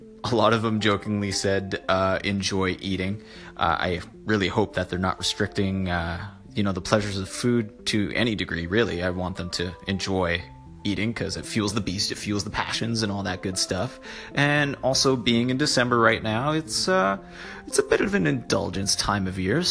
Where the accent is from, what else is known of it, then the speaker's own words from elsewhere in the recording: Canada; Being Canadian